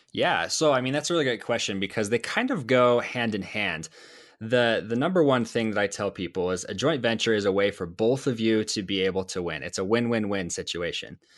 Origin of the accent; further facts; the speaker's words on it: Idaho, United States; I'm from Idaho.